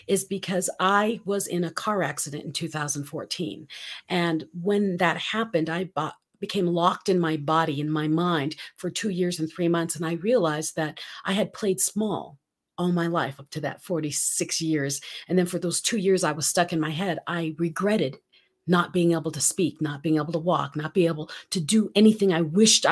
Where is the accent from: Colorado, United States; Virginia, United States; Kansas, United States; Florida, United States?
Colorado, United States; I'm from Colorado.